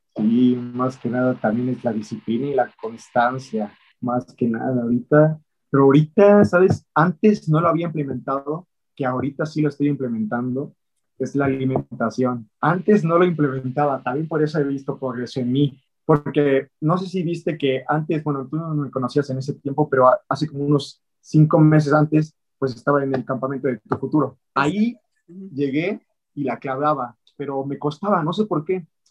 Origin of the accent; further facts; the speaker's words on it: Mexico City, Mexico; nací en la Ciudad de México, y pues ahí soy chilango